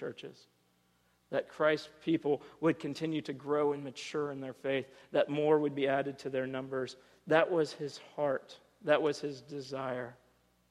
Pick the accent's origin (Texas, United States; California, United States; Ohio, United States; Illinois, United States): Ohio, United States; as a kid, I grew up in Ohio, this small, you know, farm town in the middle of nowhere, one stoplight